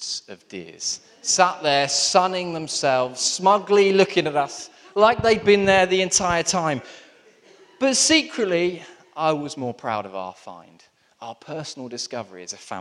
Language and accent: English; Southampton, South East England, United Kingdom; I grew up in Southampton, which is very close to the New Forest.